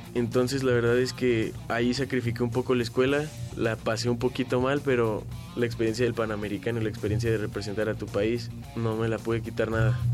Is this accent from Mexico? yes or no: yes; Mexico City, Mexico; Nací aquí en la Ciudad de México el 13 de enero de 1999.